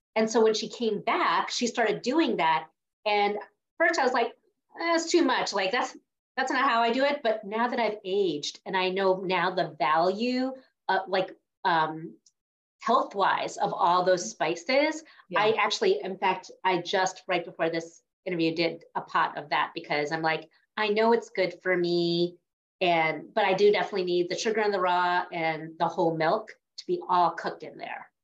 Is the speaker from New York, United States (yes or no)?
yes; New York, United States; I grew up in New York